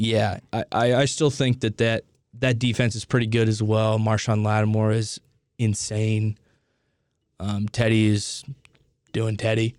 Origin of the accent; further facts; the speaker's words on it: Indianapolis, Indiana, United States; I grew up in Indianapolis